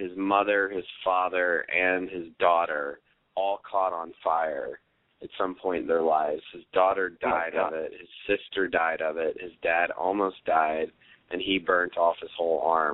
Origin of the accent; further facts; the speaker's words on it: the South, United States; accent: Southern; Being the only probably true Southerner in the play and playing the only non-Southerner in the play has been really hard to not get back into my Southern accent